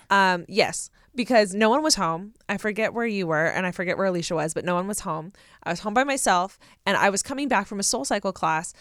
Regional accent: Southern California, United States; I'm from Southern California.

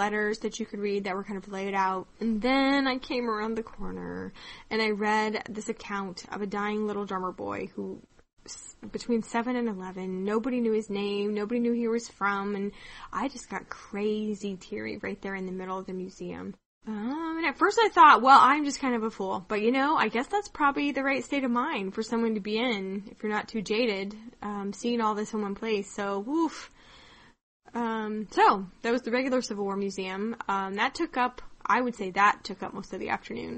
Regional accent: Kansas, United States; growing up in Kansas

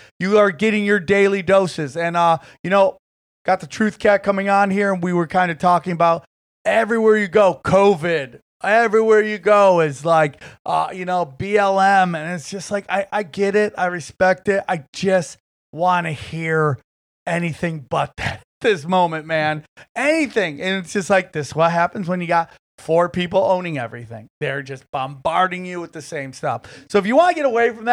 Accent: Niagara Falls, New York, United States; moved away; I was born in Niagara Falls

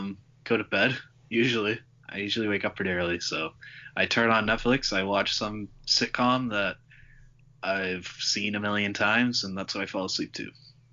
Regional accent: Haverhill, Massachusetts, United States; I'm also from Haverhill

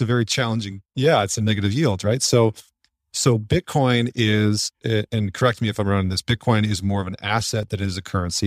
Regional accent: Canada; moved away; I'm originally from Canada

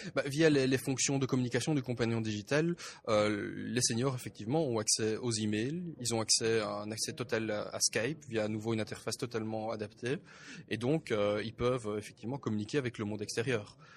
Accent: Belgium; moi, en tant que, euh, en tant que Belge

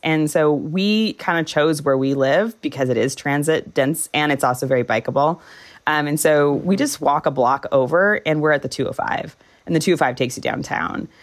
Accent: Orange County, Southern California, United States; moved away as an adult; now in Salt Lake City, United States; I grew up in Southern California

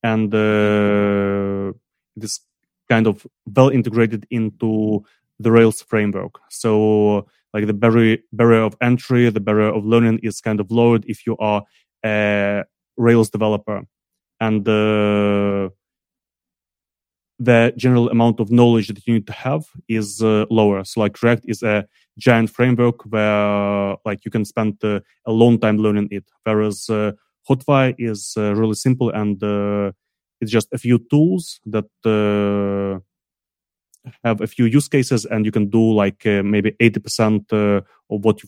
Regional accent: Ukraine; I'm from Ukraine.

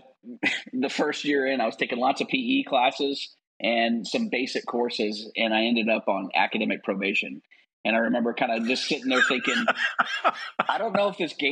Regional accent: just north of New Orleans, Louisiana, United States; moved away as an adult; now in Alpharetta, United States; I grew up in Louisiana, just north of New Orleans.

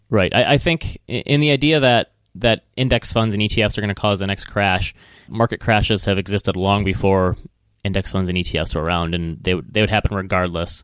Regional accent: Midwest, United States; accent: Midwestern; my Midwestern accent

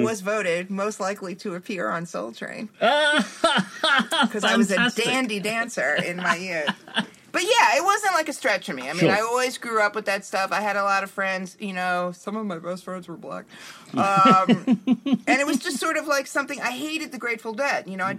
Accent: New York, United States; I'm from New York.

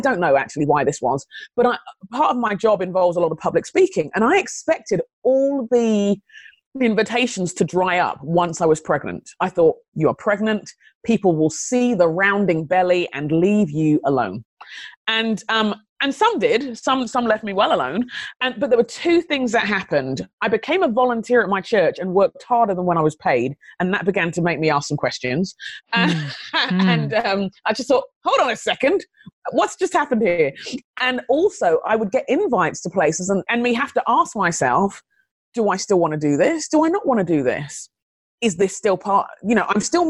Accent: London, United Kingdom; moved away as an adult; also born or lived in Phoenix, Arizona; now in United States; I grew up in London, in England.

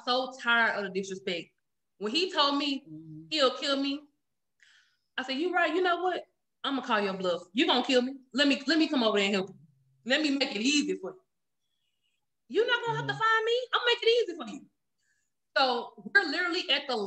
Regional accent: Jackson, Mississippi, United States; I'm from Jackson, Mississippi

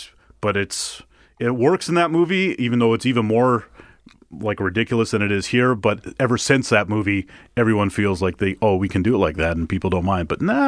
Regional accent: Canada; I'm also a Canadian boy.

